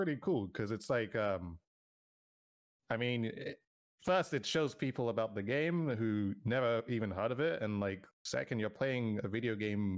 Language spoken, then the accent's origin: English; United Kingdom; I'm British